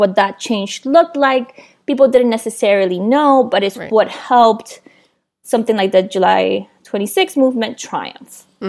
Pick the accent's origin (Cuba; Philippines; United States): Cuba; born there; And I was born in Cuba in 1989.